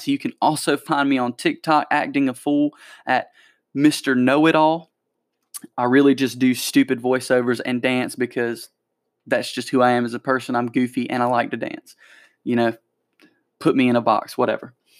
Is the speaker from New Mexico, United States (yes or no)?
no; Anderson, South Carolina, United States; my hometown's little newsletter, the Electric City News